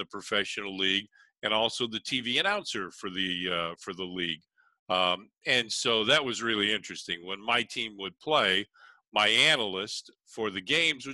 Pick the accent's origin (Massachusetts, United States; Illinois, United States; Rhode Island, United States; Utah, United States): Illinois, United States; Chicago; as a kid, I grew up in Chicago.